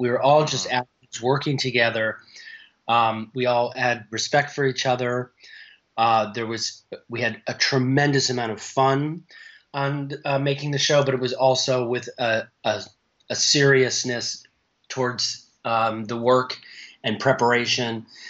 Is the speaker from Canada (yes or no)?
yes; Canada; born there; She's from a town very close to where I was born in Canada